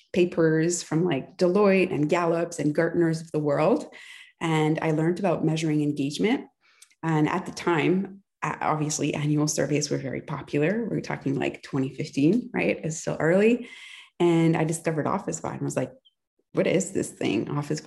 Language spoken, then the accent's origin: English; near Ottawa, Ontario, Canada; now in Montreal, Canada; I was born near Ottawa.